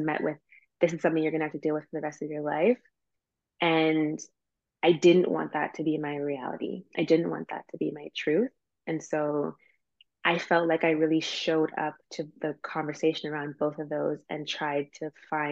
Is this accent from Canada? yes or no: yes; Canada; I'm Canadian